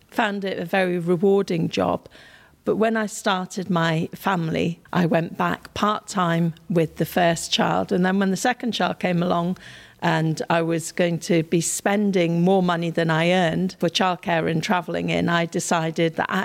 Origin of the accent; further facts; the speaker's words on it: India; Certainly, growing up in India has given me a, a strong sense of justice and injustice, of poverty and not taking what we have for granted